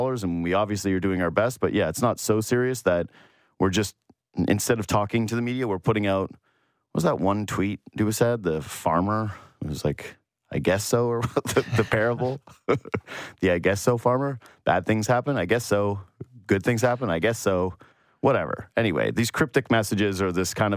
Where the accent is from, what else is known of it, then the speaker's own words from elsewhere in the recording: Yukon, Canada; now in Toronto, Canada; I am from the Yukon. I have some pride. I have some Yukon pride.